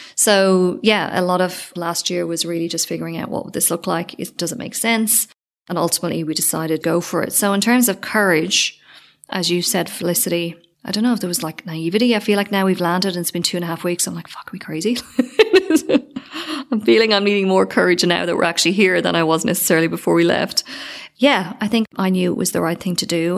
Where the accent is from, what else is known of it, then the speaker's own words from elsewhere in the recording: Ireland; also born or lived in Sydney, Australia; now in Spain; I don't know if I'm too Irish